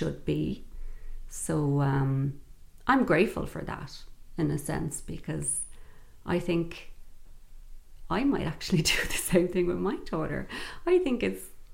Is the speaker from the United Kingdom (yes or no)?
no; Dublin, Leinster, Ireland; I'm from Dublin City and I'm from the north side of Dublin